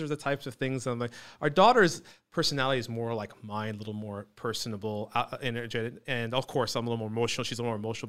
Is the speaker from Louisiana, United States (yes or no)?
no; Fountain Valley, California, United States; also born or lived in Newport Beach / Iran (ancestry); I'm originally Iranian, but I was born and raised here